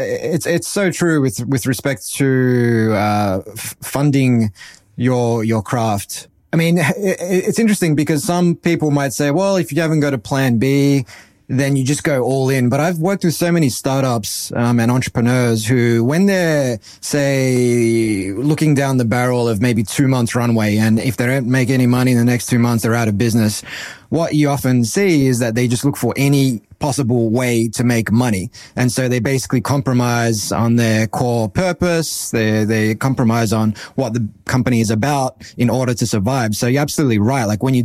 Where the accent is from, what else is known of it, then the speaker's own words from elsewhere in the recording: Australia; But growing up in Australia, you were either Mario or Zelda, or you were Wonder Boy or Alex the Kid.